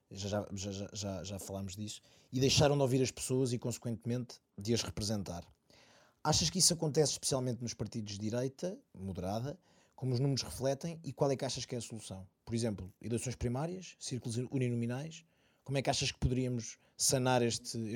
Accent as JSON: {"language": "Portuguese", "town": "Santarém", "region": "Santarém District", "country": "Portugal", "said": "sou scalabitano"}